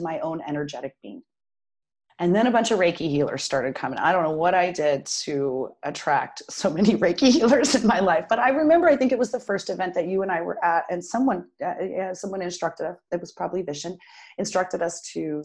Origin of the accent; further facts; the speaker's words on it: Durango, Colorado, United States; also born or lived in Arizona; I was born in Arizona and spent most of my, you know, growing up, the place that I really call home, which who knows what that is anymore, is Durango, Colorado